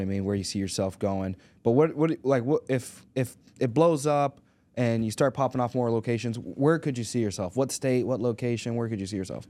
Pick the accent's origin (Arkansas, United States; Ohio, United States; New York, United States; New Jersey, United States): Arkansas, United States; we're from Arkansas